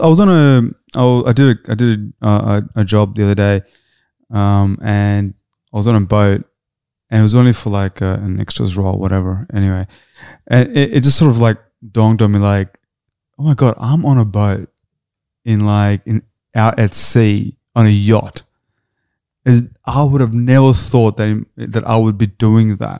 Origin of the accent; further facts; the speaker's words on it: Australia; we're Australian